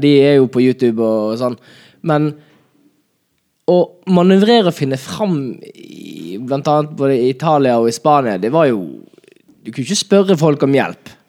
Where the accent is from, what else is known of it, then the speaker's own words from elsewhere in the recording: Bergen, Vestland, Norway; min hjemby, Bergen